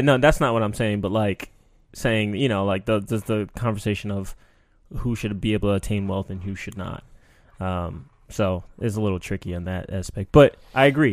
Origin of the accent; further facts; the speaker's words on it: New York, United States; growing up in New York